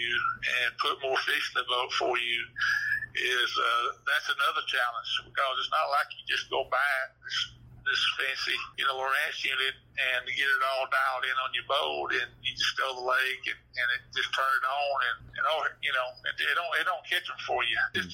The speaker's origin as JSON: {"language": "English", "town": "Hot Springs", "region": "Arkansas", "country": "United States", "tie": "born or raised there", "said": "being born and raised in Hot Springs and Garland County"}